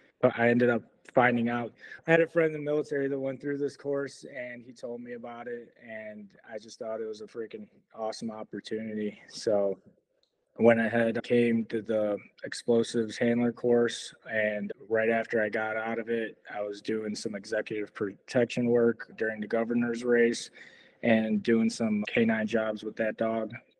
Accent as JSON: {"language": "English", "town": "Chicago", "region": "Illinois", "country": "United States", "tie": "born or raised there", "also_born_or_lived": "Poland / California", "said": "I was born in Poland. My family came to this country when I was about 2 years old, and I grew up in Chicago"}